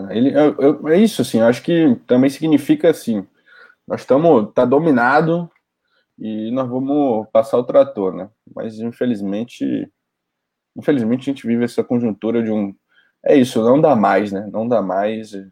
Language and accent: Portuguese; Ibirité, Minas Gerais, Brazil; Sou de Birité, em Minas Gerais.